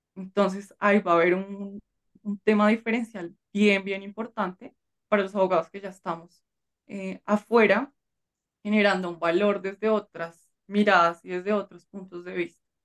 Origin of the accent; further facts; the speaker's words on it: Colombia; en mi país